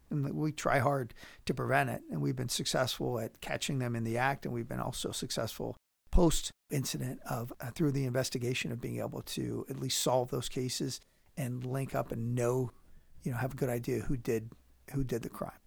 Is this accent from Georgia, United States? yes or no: no; Pittsburgh, Pennsylvania, United States; now in Powell, United States; I'm from Pittsburgh originally